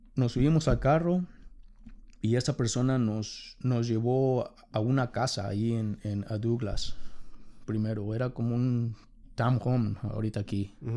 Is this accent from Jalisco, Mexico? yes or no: no; Mexico City, Mexico; moved away as an adult; now in United States; soy de la Ciudad de México. Ah, me mudé a los Estados Unidos